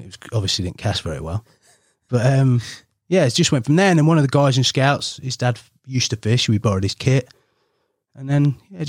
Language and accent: English; Ripley, East Midlands, United Kingdom; Oh, so, yeah, so grew up there. Mum and dad still live there in a town called Ripley. Had a wonderful upbringing, like childhood, really.